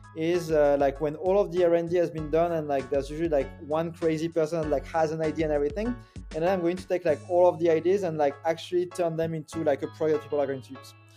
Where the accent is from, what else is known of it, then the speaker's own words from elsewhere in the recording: France; moved away; I grew up in France